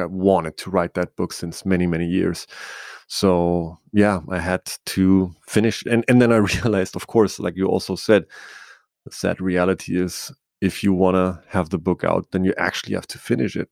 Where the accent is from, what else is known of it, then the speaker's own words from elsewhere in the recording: Bavaria, Germany; I grew up in Bavaria in, in Germany